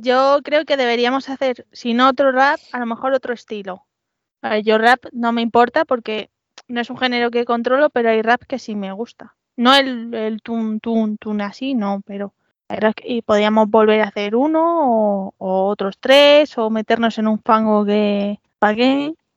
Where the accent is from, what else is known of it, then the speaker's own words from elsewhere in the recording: Madrid, Community of Madrid, Spain; mi orgullo madrileño